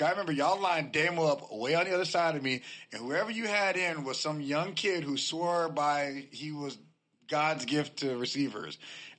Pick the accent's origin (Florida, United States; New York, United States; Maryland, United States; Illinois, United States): Florida, United States; Tampa; Like, I come from Tampa. If they want to be here, they'll be here.